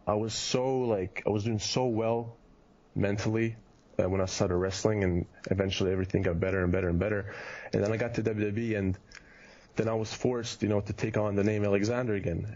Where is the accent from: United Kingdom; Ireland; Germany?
Germany; moved away as an adult; also born or lived in Kitchener, Canada; now in United States; Europe because that's where I grew up